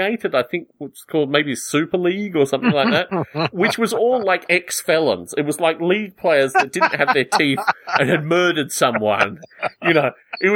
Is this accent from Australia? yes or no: yes; Australia; moved away; one of the many reasons that I left Australia